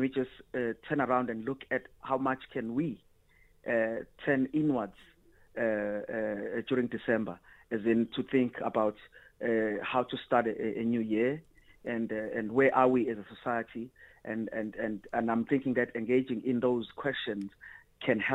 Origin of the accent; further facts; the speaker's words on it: South Africa; also born or lived in Sweden; the society that I grew up under in South Africa